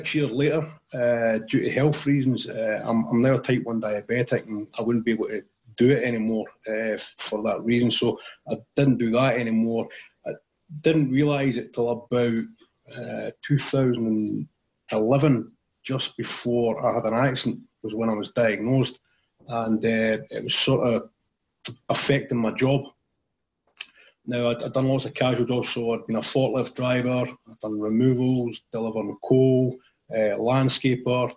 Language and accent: English; Tillicoultry, Scotland, United Kingdom; also born or lived in Alloa; I grew up in a place called Tillicoutry in central Scotland. It's maybe about 10 miles from the city of Stirling.